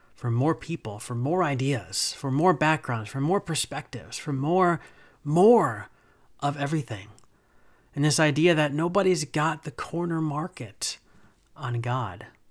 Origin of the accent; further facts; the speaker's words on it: New Jersey, United States; now in Charlotte, United States; I grew up in New Jersey and, like, right outside of New York City